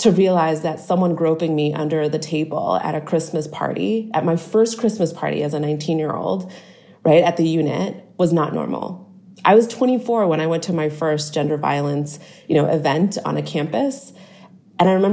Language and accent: English; Boston, Massachusetts, United States; I'm originally from Boston.